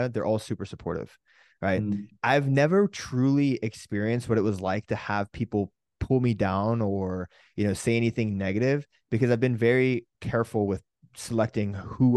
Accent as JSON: {"language": "English", "region": "California", "country": "United States", "tie": "born or raised there", "said": "we grew up in California in this kind of a little bit more of a countryside of California where people would have fields."}